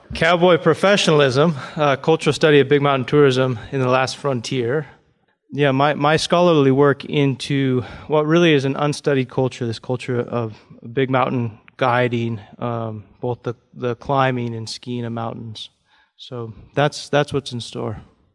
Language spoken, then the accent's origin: English; Fairbanks, Alaska, United States; I grew up in Fairbanks and in the interior part of the state